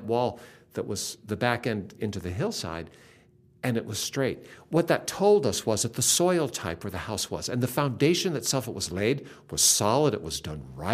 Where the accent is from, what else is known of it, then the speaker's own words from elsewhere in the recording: Seattle, Washington, United States; I grew up in Seattle, and I'm an only child